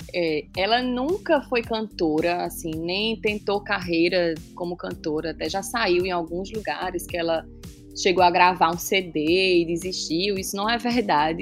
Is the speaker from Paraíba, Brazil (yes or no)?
yes; João Pessoa, Paraíba, Brazil; eu sou de João Pessoa, Paraíba